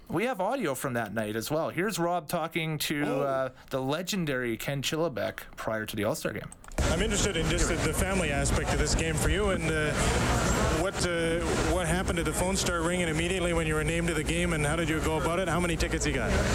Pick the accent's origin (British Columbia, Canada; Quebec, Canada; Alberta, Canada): Alberta, Canada; Edmonton; playing in an nhl star game in my hometown